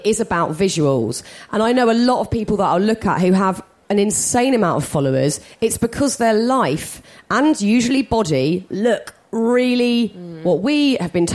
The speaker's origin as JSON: {"language": "English", "country": "United Kingdom", "said": "we're British"}